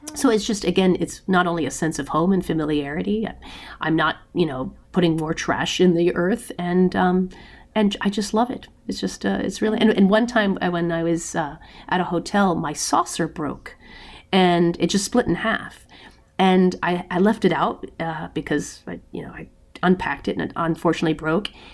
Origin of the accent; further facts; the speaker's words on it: United States; we're American